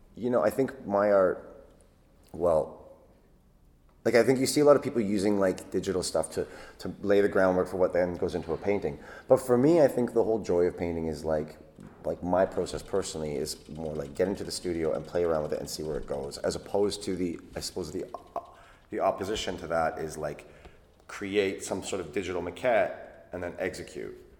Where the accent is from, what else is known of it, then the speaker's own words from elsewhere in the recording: Canada; moved away as an adult; now in London, United Kingdom; I was born and raised in Canada